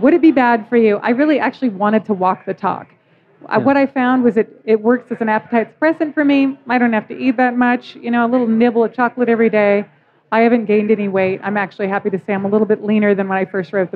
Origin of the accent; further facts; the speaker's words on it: Seattle, Washington, United States; also born or lived in Kalispell, Montana, United States; now in Colorado, United States; Grew up in Seattle and then also in Montana. Kalispell, Montana